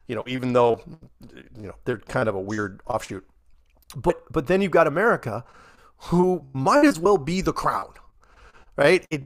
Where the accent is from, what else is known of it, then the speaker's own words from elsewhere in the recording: United Kingdom; It's like, because we're British.